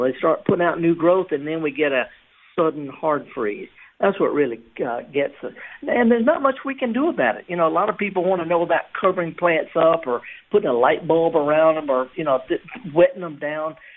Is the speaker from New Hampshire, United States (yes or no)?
no; the Mississippi Delta, United States; I'm from the Delta